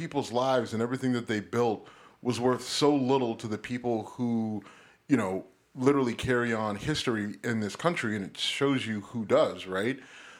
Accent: United States; I'm a patriot through and through. I'm an American. I love this country. I don't want to go anywhere else. I don't want to go back to Africa. You know why? Because I've never been to Africa.

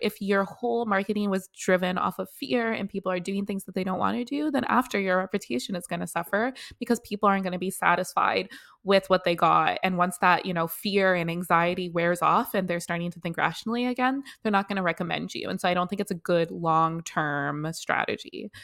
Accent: Canada; also born or lived in South Africa; That's where I was born, but I didn't grow up there. I grew up in Canada

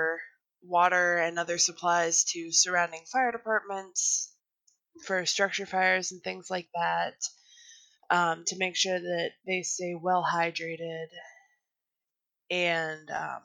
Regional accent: Arnold, Pennsylvania, United States; moved away; also born or lived in Vernon Township; Back home, in my hometown of Arnold, Pennsylvania, I started helping out a lot at our fire department

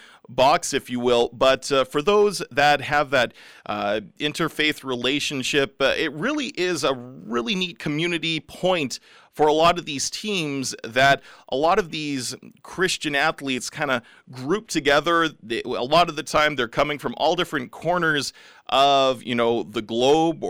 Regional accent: Regina, Saskatchewan, Canada; I grew up in Regina

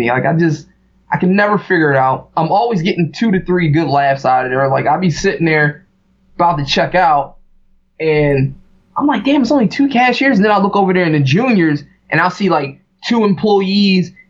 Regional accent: Philadelphia, Pennsylvania, United States; like I'm from Philly, man.

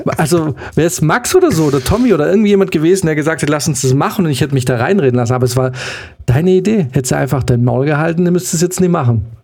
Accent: Munich, Bavaria, Germany; da wo wir herkommen, München ist

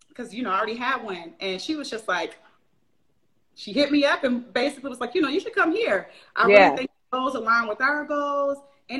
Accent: Atlanta, Georgia, United States; growing up in Atlanta

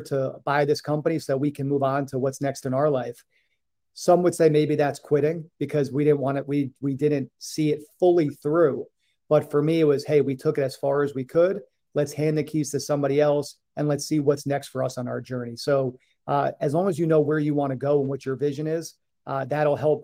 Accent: New York, United States; moved away as an adult; also born or lived in Boston / Hawaii; I grew up in New York

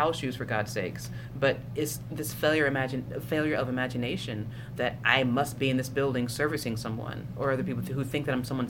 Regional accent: Tennessee, United States; I'm from Tennessee and queer

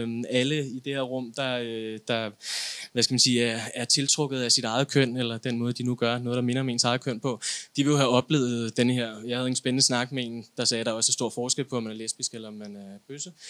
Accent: Denmark; jeg er etnisk dansker

